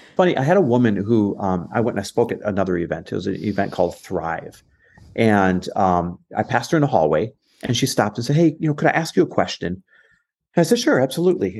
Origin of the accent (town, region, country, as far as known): Green Bay, Wisconsin, United States; born or raised there; also born or lived in Los Angeles, California / Arizona; now in Newport Beach, United States